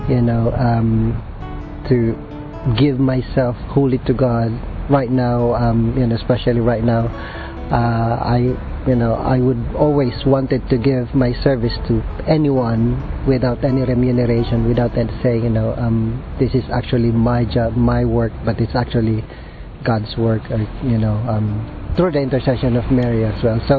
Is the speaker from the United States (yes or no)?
no; Philippines; moved away; I was born in the Philippines. Um, I'm a Jesuit scholastic. Uh, I belong to the British province.